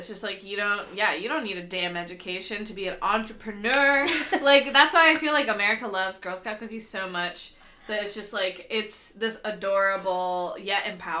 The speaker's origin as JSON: {"language": "English", "town": "Portland", "region": "Oregon", "country": "United States", "tie": "born or raised there", "said": "growing up in Portland, like, if you had a pool, you were fucking rich. Because, like, very few, like, middle-class people here have pools because it's Oregon and it rains 9 months out of the year."}